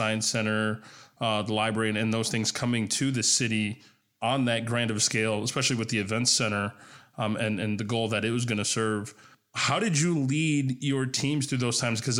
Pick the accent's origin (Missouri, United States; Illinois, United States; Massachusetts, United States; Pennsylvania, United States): Illinois, United States; Chicago; moved away as an adult; now in Des Moines, United States; I'm originally from Chicago